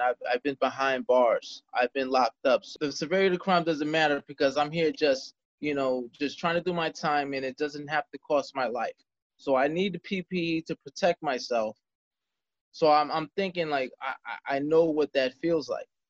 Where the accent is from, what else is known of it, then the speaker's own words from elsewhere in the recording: Jersey City, New Jersey, United States; I was born and raised in Jersey City, New Jersey